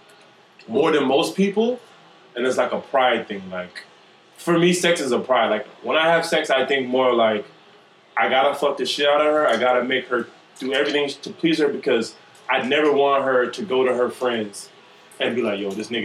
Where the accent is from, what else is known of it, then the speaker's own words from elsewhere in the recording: Miami, Florida, United States; also born or lived in Jamaica / North Carolina; I'm from Miami. I'm Jamaican